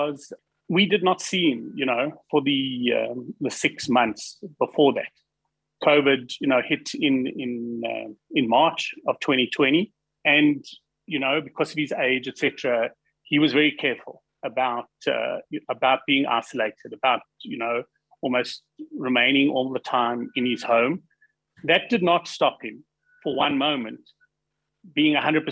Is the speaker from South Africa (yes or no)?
yes; South Africa